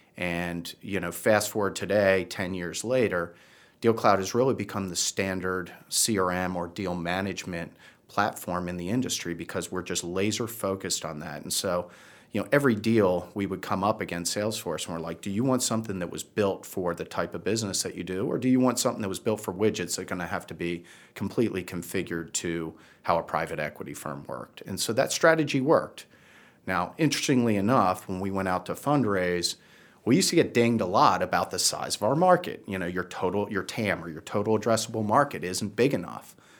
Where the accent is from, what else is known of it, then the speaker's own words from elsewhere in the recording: Baltimore, Maryland, United States; also born or lived in Virginia / Washington, D.C. area / New Jersey / New York City; now in Charlotte, United States; originally from Baltimore